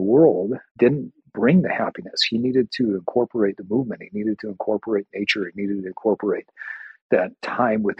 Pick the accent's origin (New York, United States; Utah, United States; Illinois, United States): Utah, United States; I grew up in Utah, and our home that I grew up in was about two or three blocks away